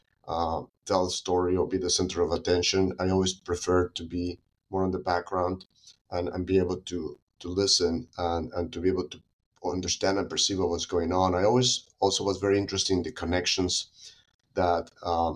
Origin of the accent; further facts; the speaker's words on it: Mexico City, Mexico; moved away as an adult; also born or lived in United States; now in San Diego, United States; I was born and raised in Mexico City